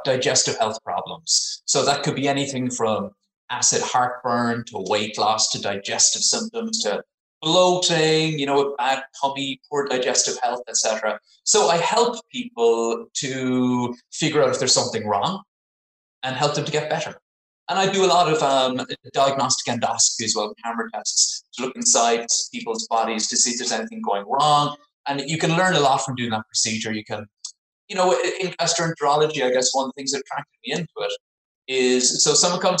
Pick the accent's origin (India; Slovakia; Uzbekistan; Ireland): Ireland; Cork, Munster; moved away as an adult; also born or lived in Dublin, Ireland / Oxford, England; now in South West England, United Kingdom; I'm from Cork. I did all my training in Ireland, Cork, Dublin, Oxford, and then moved over to live in southwest of England